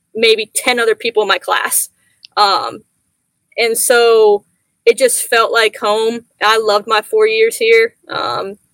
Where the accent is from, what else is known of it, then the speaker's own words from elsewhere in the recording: Mason, Ohio, United States; also born or lived in Orlando, Florida; we ended up moving to Mason, Ohio, which is a suburb of Cincinnati. Grew up there